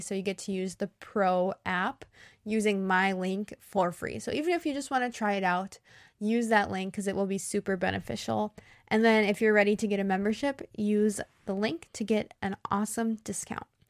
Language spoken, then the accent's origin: English; United States; I'm an American English teacher